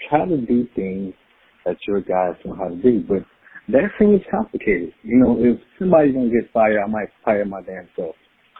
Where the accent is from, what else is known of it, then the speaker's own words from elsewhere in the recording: Chicago, Illinois, United States; now in Florida, United States; I was born and raised in Chi, but I live in Florida now.